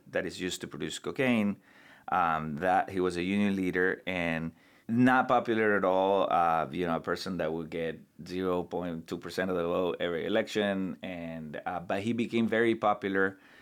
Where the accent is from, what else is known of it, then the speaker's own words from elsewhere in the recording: Santa Cruz de la Sierra, Santa Cruz, Bolivia; moved away as an adult; now in United States; from my hometown in Bolivia, which is the, the second largest city in the country